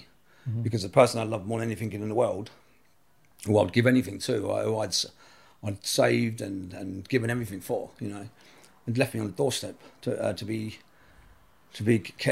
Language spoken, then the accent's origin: English; Camden Town, London, United Kingdom; I'm from Camden Town. I come from a single parent family, mum.